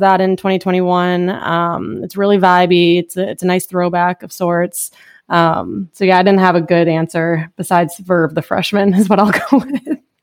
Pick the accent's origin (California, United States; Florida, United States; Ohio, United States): Ohio, United States; Toledo; I am born and raised in Toledo, Ohio.